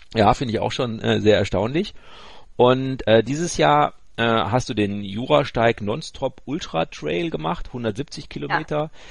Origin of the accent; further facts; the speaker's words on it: Ruhr area, North Rhine-Westphalia, Germany; ich bin ja ein Kind des Ruhrgebiets, also äh, ich ko mhm. komme ja da aus Wittenherdecke, die Ecke.